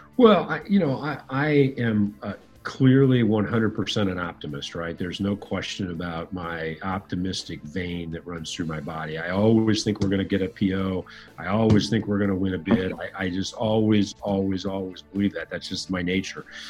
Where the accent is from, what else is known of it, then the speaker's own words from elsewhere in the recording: Fort Wayne, Indiana, United States; I uh, grew up in northern Indiana, city called Fort Wayne